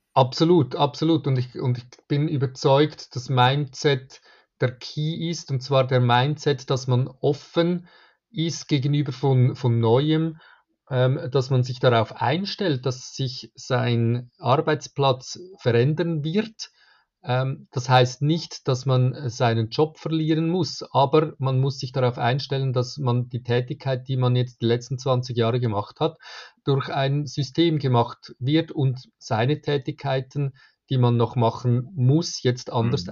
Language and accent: German; Zurich, Switzerland; ich komme aus der Schweiz, ähm, von Zürich